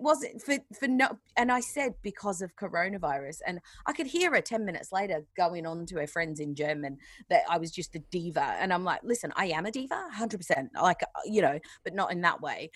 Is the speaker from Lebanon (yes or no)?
no; Australia; now in England, United Kingdom; I'm not actually a British citizen, I'm Australian still